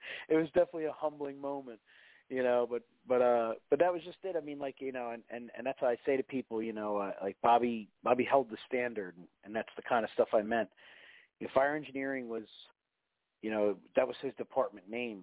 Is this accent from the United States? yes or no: yes; New Jersey, United States; moved away; the house I grew up in Jersey